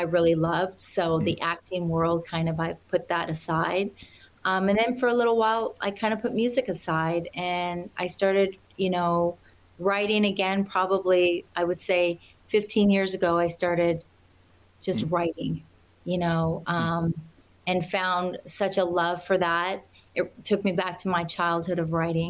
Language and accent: English; Alberta, Canada; also born or lived in Nashville; now in Los Angeles, United States; I grew up on a farm in Alberta, Canada